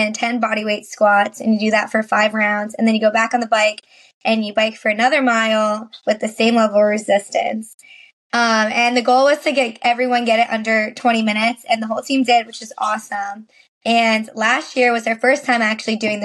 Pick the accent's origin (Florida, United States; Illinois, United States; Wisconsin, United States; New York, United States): New York, United States; Suffern; I am from Suffern, New York, which is a small town